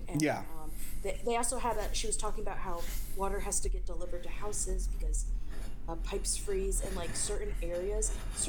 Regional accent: New Jersey, United States; moved away; I mean, I grew up in New Jersey, but I hate the cold, so I moved south.

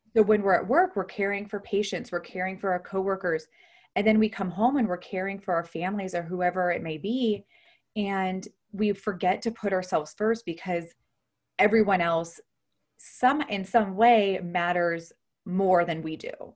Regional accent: Ohio, United States; moved away as an adult; also born or lived in Houston, Texas; I'm originally from Ohio. I'm actually now back in Ohio

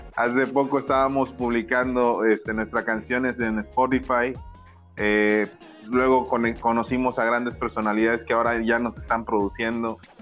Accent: Ébano, San Luis Potosí, Mexico; soy eh, un humilde servidor en México, en, la, en, en, en Ébano San Luis Potosí, orgullosamente potosino

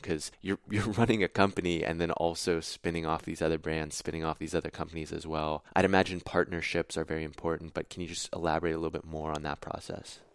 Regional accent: Pittsburgh, Pennsylvania, United States; I'm from Pittsburgh

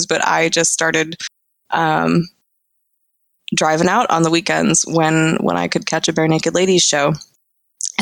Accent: Florida, United States; moved away; also born or lived in Illinois; I'm from Florida

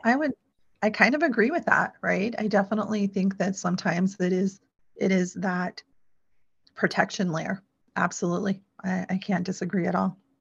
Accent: Sioux City, Iowa, United States; I was born in Iowa. I was born in Sioux City, Iowa

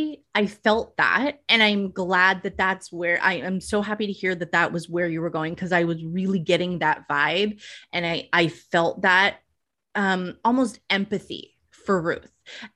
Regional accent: East Coast, United States; because I'm actually from the East Coast originally.

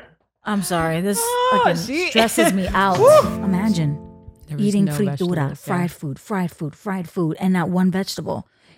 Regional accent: Bronx, New York, United States; I had many Dominican boyfriends growing up in the Bronx. Yeah. Mm-hmm. Washington Heights was my second home.

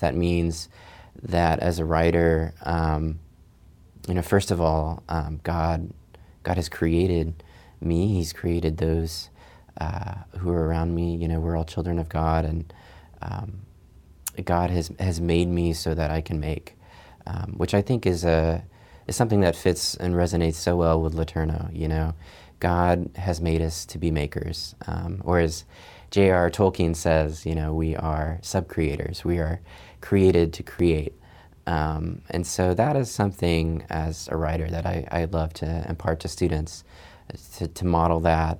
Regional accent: Chad; kind of wound itself around my hometown where I grew up, which was a few miles south of the Sahara Desert in Chad in Africa. My parents were missionaries.

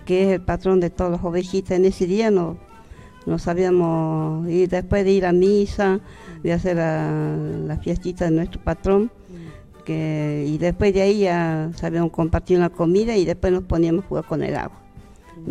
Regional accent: Santa Rosa, Jujuy, Argentina; yo prácticamente nací en Santa Rosa, a tres kilómetros de Imahuaca

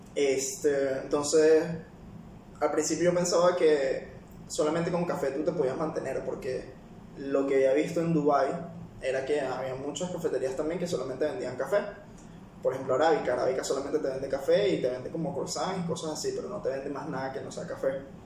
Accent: Venezuela; also born or lived in Peru; now in United Arab Emirates; soy de Venezuela

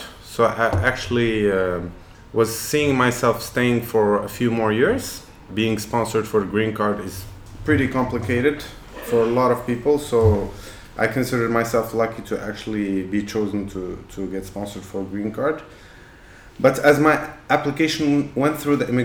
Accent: Casablanca, Casablanca-Settat, Morocco; also born or lived in Boston, United States; I grew up in Casablanca, 1st of May 1983

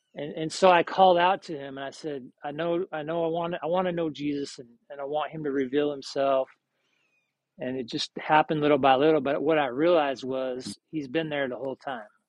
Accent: Salt Lake City, Utah, United States; moved away as an adult; also born or lived in Seattle / Austin; I'm originally from Salt Lake

